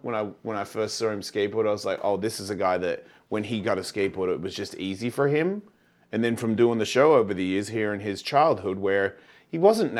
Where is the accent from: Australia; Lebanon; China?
Australia; moved away; I'm from Australia.